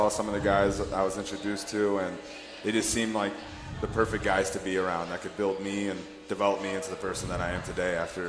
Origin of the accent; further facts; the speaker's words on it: Simi Valley, California, United States; moved away as an adult; now in Dayton, United States; Yes, I'm from Simi Valley, California